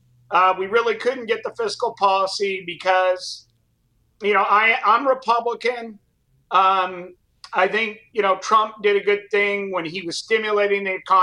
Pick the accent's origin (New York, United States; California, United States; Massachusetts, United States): California, United States; San Clemente; also born or lived in Riverside, California / Venice, Italy (ancestry); All throughout high school, I was on the surf team. So San Clemente, where I'm from